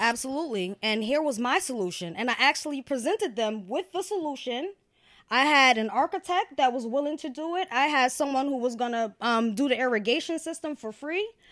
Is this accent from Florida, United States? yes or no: no; Yonkers, New York, United States; born or raised there; also born or lived in Valhalla, New York